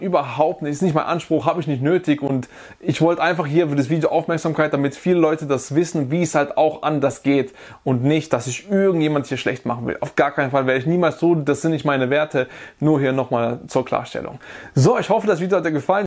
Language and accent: German; Germany; bei uns in Deutschland